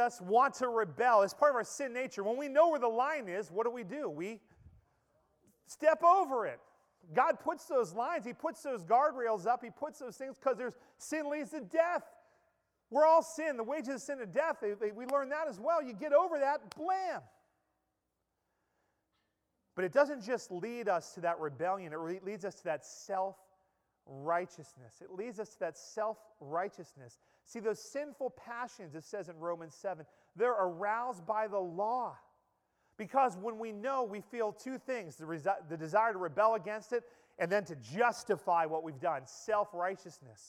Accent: Pennsylvania, United States; moved away; the little mill town where I grew up in Pennsylvania

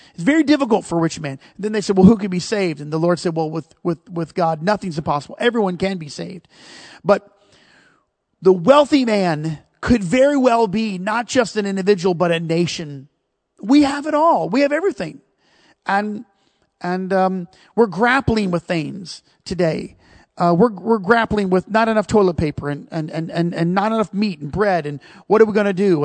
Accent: United States; we're American

